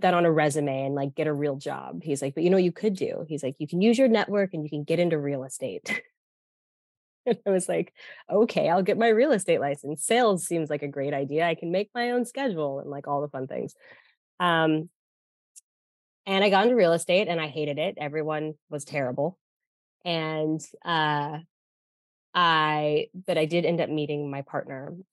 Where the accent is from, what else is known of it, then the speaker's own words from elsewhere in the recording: Denver, Colorado, United States; moved away as an adult; also born or lived in New York; I'm from Denver, Colorado.